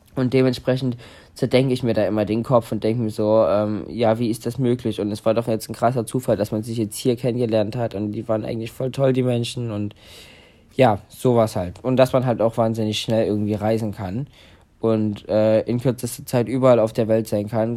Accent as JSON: {"language": "German", "region": "Saxony", "country": "Germany", "tie": "born or raised there", "said": "wie groß Sachsen ist, wo ich ja aufgewachsen bin"}